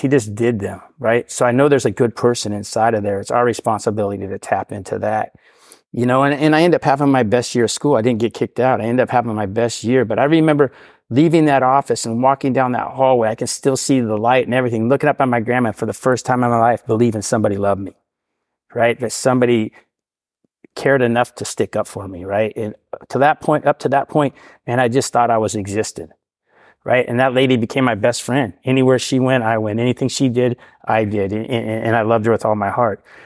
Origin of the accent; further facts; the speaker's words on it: Portland, Oregon, United States; I grew up in Portland all my life